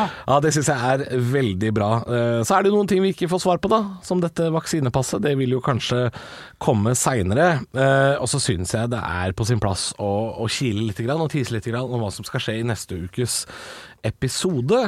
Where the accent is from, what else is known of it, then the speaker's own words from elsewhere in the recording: Drammen, Buskerud, Norway; moved away; hjem til min hjemby. Vi skal til Drammen